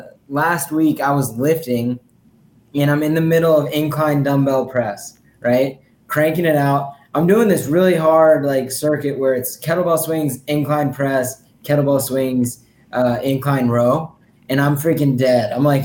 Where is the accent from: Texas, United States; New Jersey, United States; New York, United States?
Texas, United States; moved away; also born or lived in Virginia; I'm from Texas.